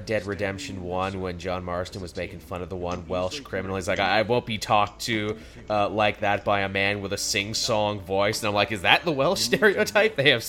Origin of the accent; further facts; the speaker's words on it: Canada; People are shocked when I tell them I'm from Canada.